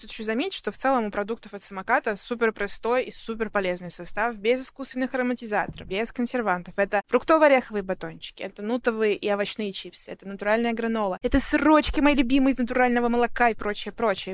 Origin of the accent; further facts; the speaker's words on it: Russia; now in United States; я из России